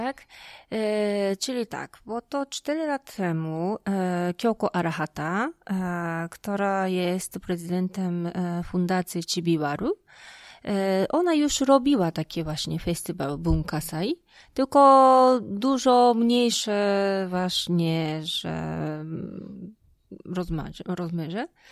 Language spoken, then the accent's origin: Polish; Japan; Polish is a second language; moved away as an adult; now in Poland; czułam, że jednak jestem Japonką